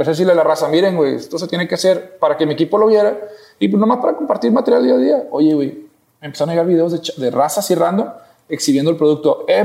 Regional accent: Monterrey, Nuevo León, Mexico; Sí, yo soy de aquí de Monterrey.

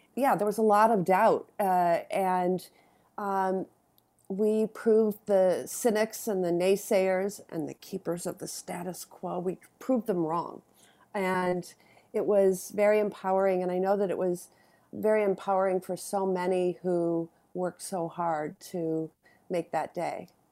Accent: Madison, Wisconsin, United States; I came from Madison, Wisconsin

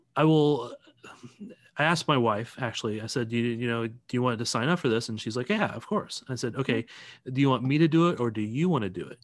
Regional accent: St. Louis, Missouri, United States; now in Kansas City, United States; I'm originally from Saint Louis

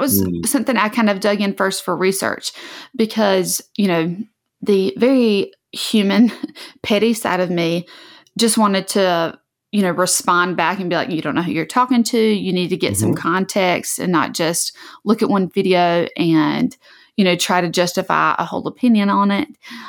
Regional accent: the South, United States; especially growing up in the South. Like, it is not uncommon for people to have pictures, like photographs taken, like in a cotton field, or to have cotton decorations in their house.

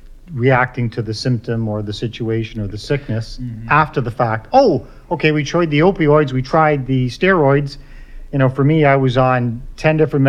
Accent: Ireland; I'm Irish

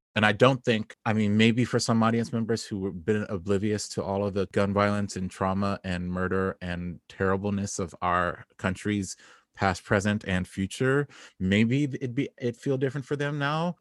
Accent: Southern California, United States; now in Brooklyn, United States; I grew up in Southern California.

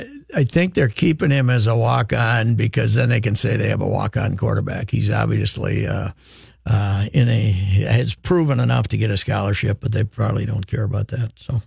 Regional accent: United States; I grew up in Murray County

